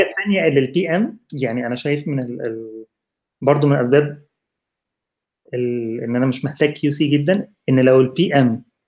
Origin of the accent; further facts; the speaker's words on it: Egypt; moved away; كواحد مصري